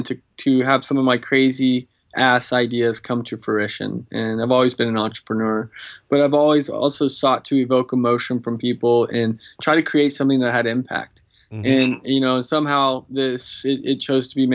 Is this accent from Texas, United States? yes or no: yes; Austin, Texas, United States; I grew up in Austin, Texas